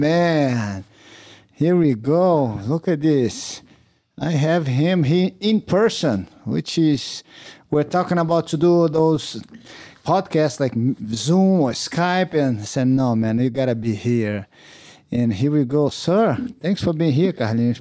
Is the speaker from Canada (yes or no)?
no; Teresópolis, Rio de Janeiro, Brazil; English is a second language; moved away as an adult; now in United States; we grew up in Teresópolis